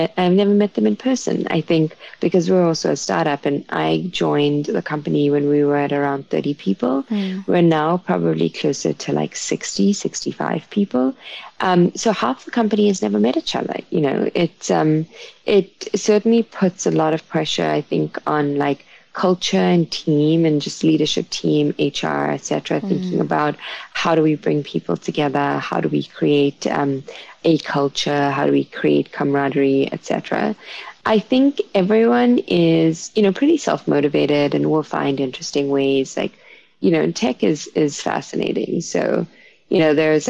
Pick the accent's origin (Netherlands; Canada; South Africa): South Africa; now in New York, United States; being South African